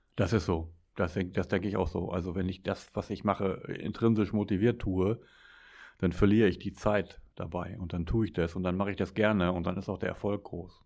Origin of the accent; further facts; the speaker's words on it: Ruhr area, North Rhine-Westphalia, Germany; weil ich komme aus dem Ruhrgebiet